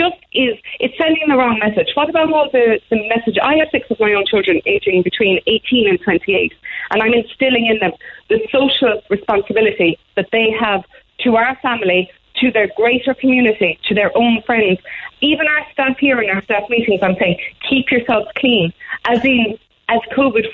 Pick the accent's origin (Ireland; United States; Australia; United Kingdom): Ireland; As Irish people, we are very big on ritual and tradition